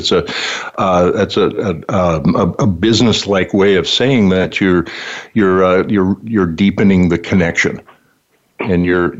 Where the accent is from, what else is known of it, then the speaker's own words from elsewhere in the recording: Valley City, North Dakota, United States; Yeah, just that I grew up in North Dakota, which people don't think of North Dakota as being very diverse, and of course it's not. It's settled by the Germans and the Norwegians